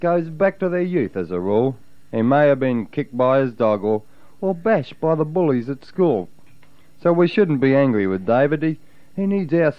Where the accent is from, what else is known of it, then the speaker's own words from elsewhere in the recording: Adelaide, South Australia, Australia; now in Melbourne, Australia; I come from Adelaide. I barrack for Norwood